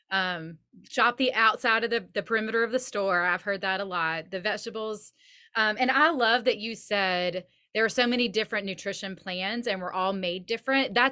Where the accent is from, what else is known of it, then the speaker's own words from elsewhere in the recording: the South, United States; now in Nashville, United States; I was raised in the South.